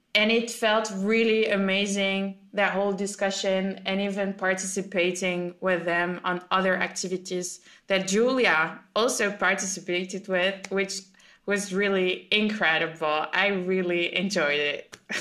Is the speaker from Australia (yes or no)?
no; France; I'm from France